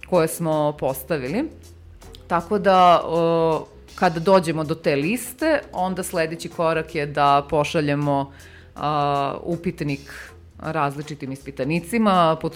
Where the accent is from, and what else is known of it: Serbia